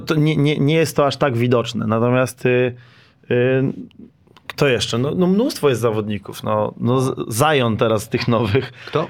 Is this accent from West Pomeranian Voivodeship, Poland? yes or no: no; Lower Silesian Voivodeship, Poland; jestem też z Dolnego Śląska